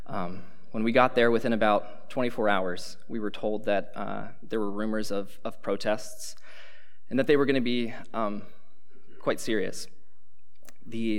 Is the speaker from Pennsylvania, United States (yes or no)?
yes; Pennsylvania, United States; moved away as an adult; now in Cedarville, United States; I'm from Pennsylvania